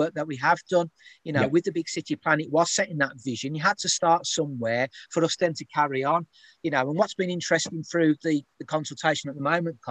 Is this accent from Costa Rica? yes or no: no; Birmingham, West Midlands, United Kingdom; When I grew up in Birmingham